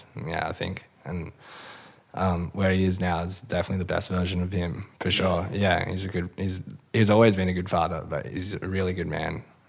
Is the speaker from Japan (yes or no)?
no; Western Australia, Australia; Yeah, for sure.